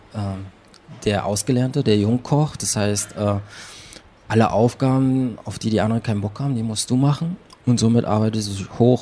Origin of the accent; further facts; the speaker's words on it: Berlin, Germany; ich bin in Prenzlauer Berg geboren, dann bin ich da ein bisschen aufgewachsen